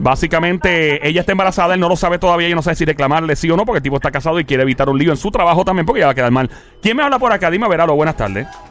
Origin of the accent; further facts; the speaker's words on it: Carolina, Puerto Rico; yo soy de Caro Carolina